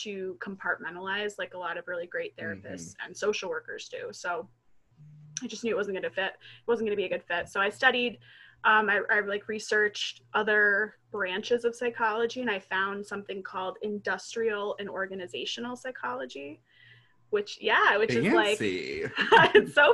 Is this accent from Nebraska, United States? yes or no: no; Potsdam, New York, United States; I am from Potsdam, New York